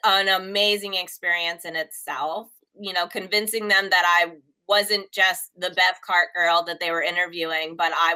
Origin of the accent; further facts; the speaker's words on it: Ewing, New Jersey, United States; we lived in Ewing